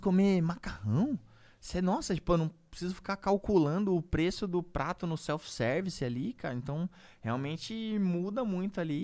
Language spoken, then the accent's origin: Portuguese; São Paulo, Brazil; minha quebrada da Vila Santa Catarina